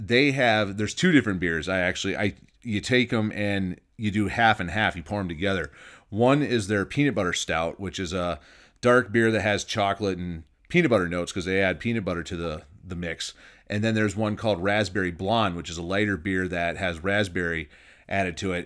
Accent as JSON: {"language": "English", "region": "Michigan", "country": "United States", "tie": "born or raised there", "also_born_or_lived": "Northern Nevada", "moved": "yes", "lives_now": "Nevada, United States", "said": "Growing up in Michigan"}